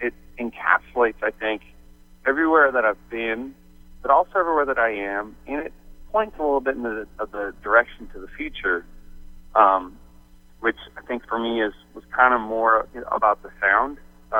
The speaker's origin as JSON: {"language": "English", "town": "St. John's", "region": "Newfoundland and Labrador", "country": "Canada", "tie": "born or raised there", "also_born_or_lived": "Phoenix, United States", "moved": "as an adult", "said": "moving from Phoenix, you know, where I grew up in St. John's and moved to Arizona when I was 20."}